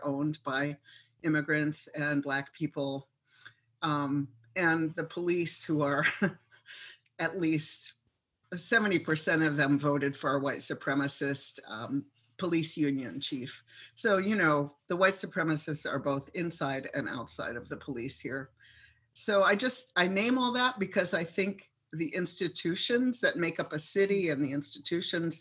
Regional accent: Minneapolis, Minnesota, United States; now in places like my hometown here

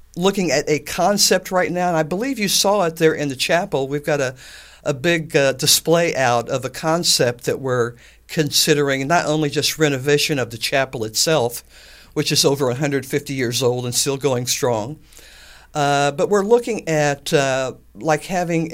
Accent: Atlanta, United States; I was raised in Atlanta on the farm, and we had John Deere tractors

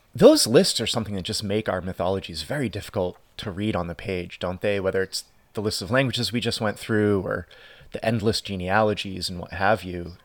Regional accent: United States; as an Irish American

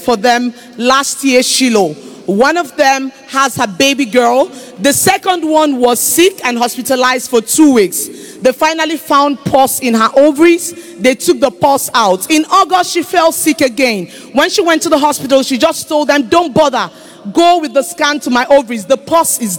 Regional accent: Calabar, Cross River, Nigeria; I'm from Cross River State, Calabar

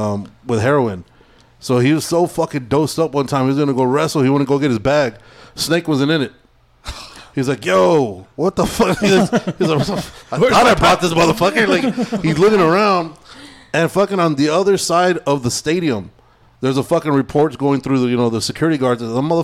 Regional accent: Idaho, United States; Is that an excuse? I'm from Idaho, so I don't.

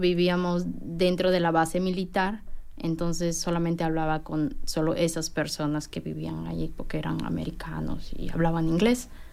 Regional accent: Peru; moved away as an adult; also born or lived in Japan; now in Bloomington, United States; yo soy de Perú

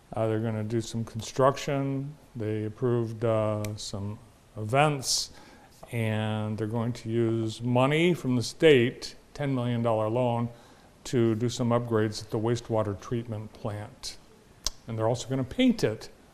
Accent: Vermont, United States; now in Michigan, United States; I grew up in Vermont.

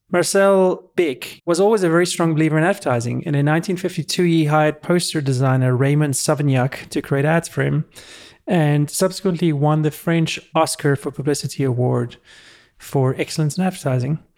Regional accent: South Africa; moved away; when I grew up in South Africa

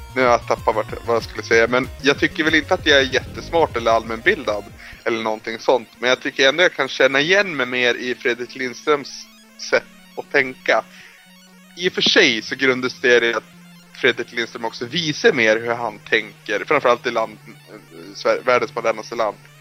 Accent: Norrland, Sweden; jag är från Norrland.

